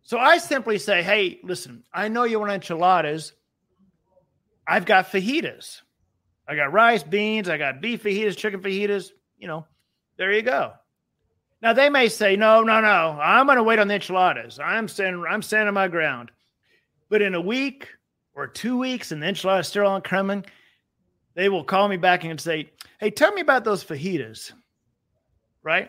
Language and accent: English; Texas, United States; I'm from Texas